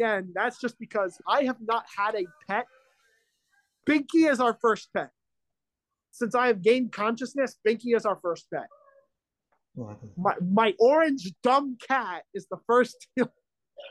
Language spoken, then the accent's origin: English; Philadelphia, Pennsylvania, United States; I'm a Philadelphian resident